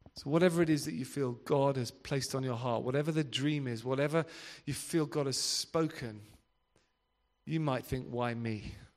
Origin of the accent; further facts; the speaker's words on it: Devon, South West England, United Kingdom; I'm from Devon